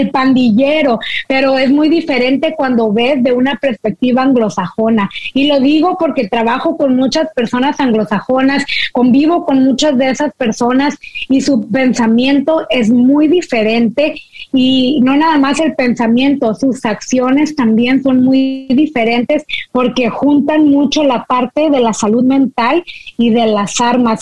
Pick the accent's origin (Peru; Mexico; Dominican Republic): Mexico; Monterrey, Nuevo León; now in United States; siendo mexicana de Monterrey